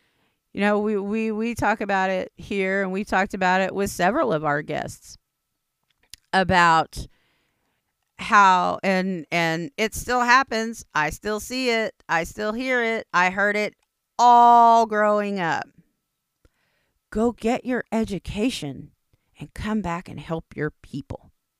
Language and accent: English; United States; It's just like, Indians don't make anything easy. I'm Indian, I know.